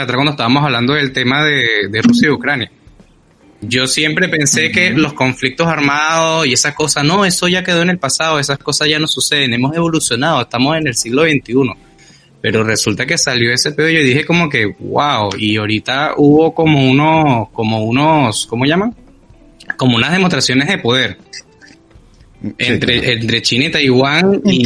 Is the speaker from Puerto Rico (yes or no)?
no; Venezuela